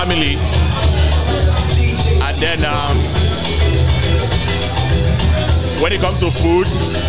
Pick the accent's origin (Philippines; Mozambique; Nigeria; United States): Nigeria; Edo; I'm actually from Edo State, actually. I'm Benin. Okay. But I have a Yoruba name.